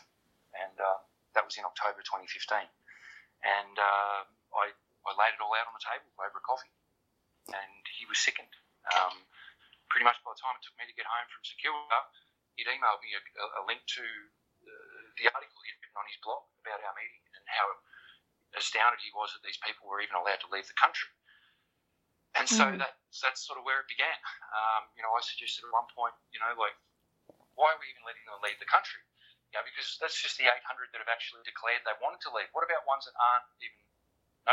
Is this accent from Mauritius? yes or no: no; Australia; I'm an Australian. I've got connections in Australia